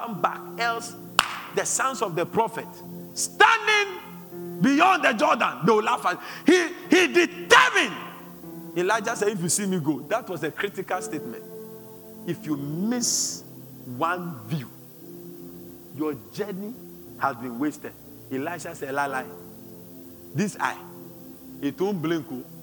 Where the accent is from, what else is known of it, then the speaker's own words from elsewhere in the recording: Accra, Greater Accra, Ghana; also born or lived in Sakumono; I was born in Kaneshi.